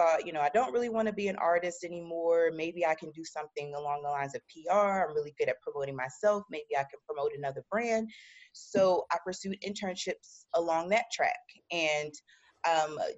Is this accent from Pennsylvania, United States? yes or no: yes; Philadelphia, Pennsylvania, United States; I'm originally from West Philadelphia